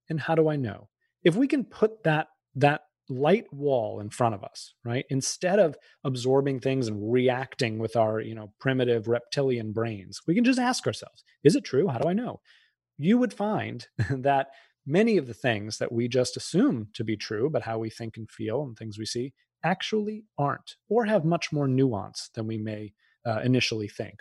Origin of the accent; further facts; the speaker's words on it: outside of Boston, Massachusetts, United States; I grew up outside of Boston